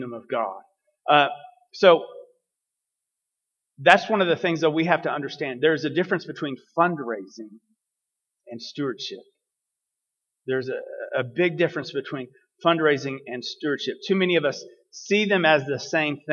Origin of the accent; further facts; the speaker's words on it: Dalhart, Texas, United States; also born or lived in Lubbock, Texas; I grew up in Dalhart, Texas, way north of here, in the Panhandle